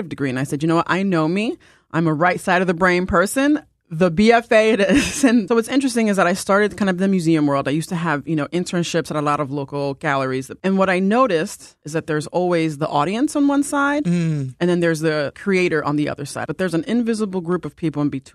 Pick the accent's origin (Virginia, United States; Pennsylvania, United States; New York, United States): New York, United States; I'm originally from New York.